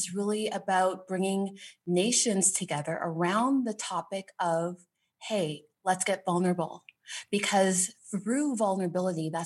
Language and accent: English; Toronto, Ontario, Canada; Born and raised in Canada, Toronto, Canada